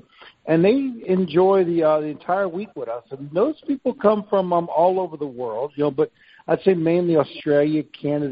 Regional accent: New Orleans, Louisiana, United States; we are from New Orleans

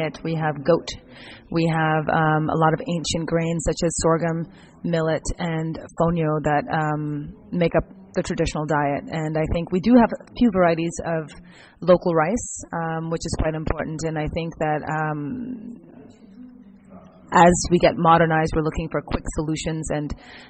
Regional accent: Ghana; moved away; also born or lived in United States; I was born in Ghana, and my family moved to the U.S. due to political instability in Ghana

